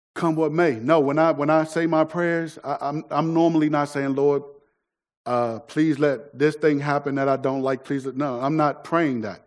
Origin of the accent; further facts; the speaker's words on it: United States; if we get a passport, our citizenship will say that we're from the United States of America